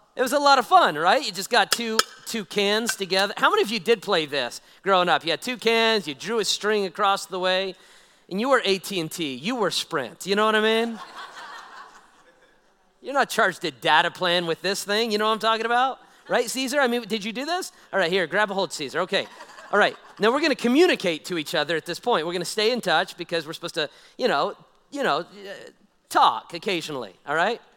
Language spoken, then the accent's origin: English; Nevada, United States; I'm a old Nevada guy, born and raised in Nevada